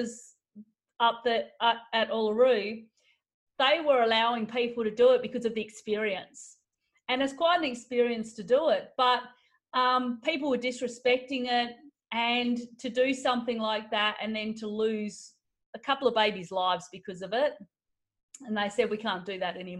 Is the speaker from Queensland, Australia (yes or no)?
no; Alice Springs, Northern Territory, Australia; when I was a child, because I grew up in Aboriginal communities, and so we actually lived at near Alice Springs